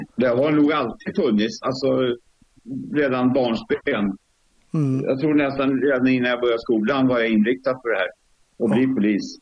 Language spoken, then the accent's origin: Swedish; Stockholm, Stockholm County, Sweden; moved away as an adult; now in Sundsvall, Sweden; uppväxt i södra förorten i Stockholm.